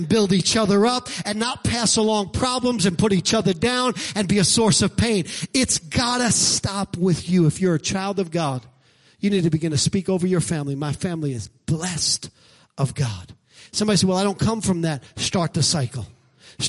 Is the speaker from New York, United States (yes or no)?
yes; New York City, New York, United States; I'm from Brooklyn